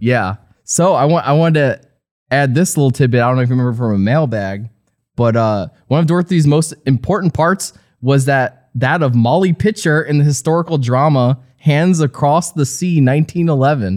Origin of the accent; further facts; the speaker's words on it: New Jersey, United States; I grew up in New Jersey